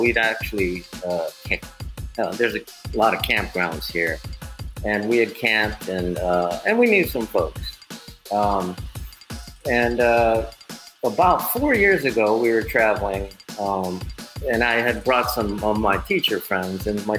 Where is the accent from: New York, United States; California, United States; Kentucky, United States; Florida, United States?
California, United States; Los Angeles; moved away as an adult; also born or lived in Shimane Prefecture, Japan; now in Niyodogawa, Japan; I grew up